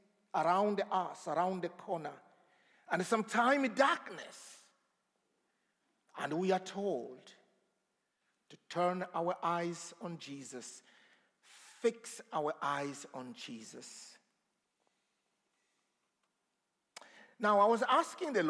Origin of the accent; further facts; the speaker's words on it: DR Congo; moved away; I come from the Congo, the Democratic Republic of Congo. I don't know how democratic it is, but here you go. So I grew up, I was born in a very remote place